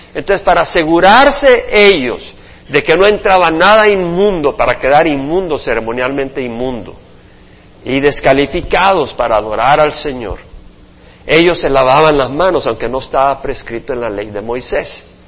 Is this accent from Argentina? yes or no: no; El Salvador; yo también soy salvadoreño